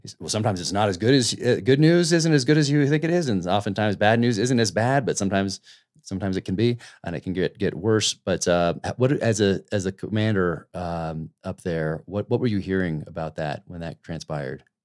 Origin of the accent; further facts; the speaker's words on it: United States; as Americans